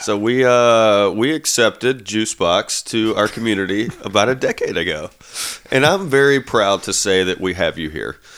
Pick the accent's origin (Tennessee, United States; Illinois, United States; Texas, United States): Tennessee, United States; Nashville; I am from Nashville